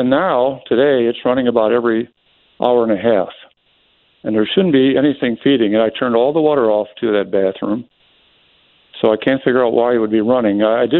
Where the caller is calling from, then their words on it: Illinois, United States; I'm calling from Illinois